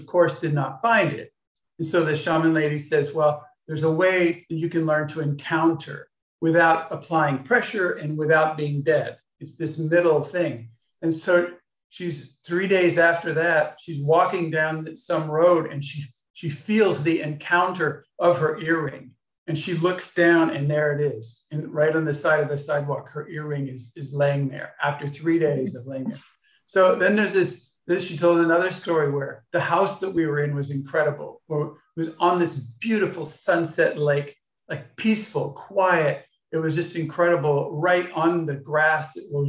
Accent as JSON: {"language": "English", "town": "Los Angeles", "region": "California", "country": "United States", "tie": "born or raised there", "said": "and I grew up in Los Angeles, which is near Hollywood."}